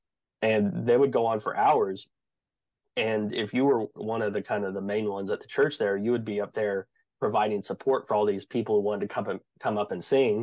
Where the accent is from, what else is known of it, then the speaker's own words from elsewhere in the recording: the Ozarks, United States; I grew up in the Ozarks playing bluegrass, folk